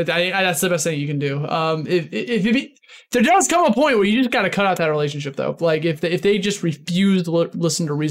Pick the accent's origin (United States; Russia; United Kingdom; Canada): United States; Midwest; moved away as an adult; now in New York City, United States; I'm originally from the Midwest before I moved to New York City 7 years ago.